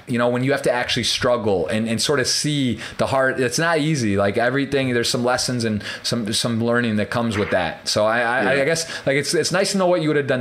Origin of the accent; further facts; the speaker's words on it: Michigan, United States; I'm from Michigan